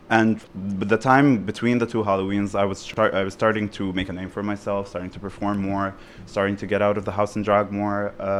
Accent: Beirut, Beirut Governorate, Lebanon; I was basically studying political science at LAU in Beirut. And the thing is, growing up in Beirut and Lebanon and whatever

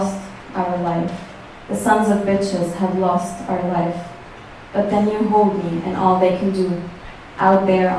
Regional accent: Egypt; moved away as an adult; also born or lived in Cairo; now in New York, United States; I'm from Egypt. I moved here 5 years ago to do a master's in arts journalism.

